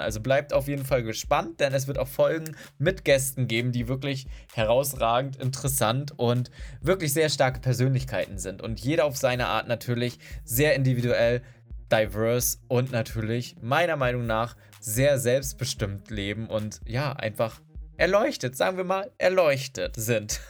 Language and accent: German; Berlin, Germany; Ich bin aus Berlin